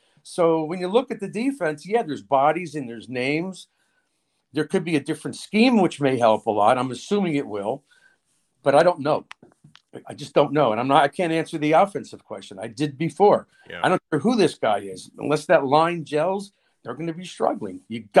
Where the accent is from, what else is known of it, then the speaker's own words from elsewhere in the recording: Newark, New Jersey, United States; Newark, which is my hometown